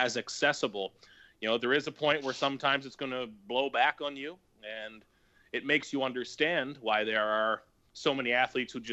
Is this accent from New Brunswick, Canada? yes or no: no; Nova Scotia, Canada; moved away as an adult; also born or lived in Halifax; now in Toronto, Canada; originally when I was growing up in Nova Scotia, a small town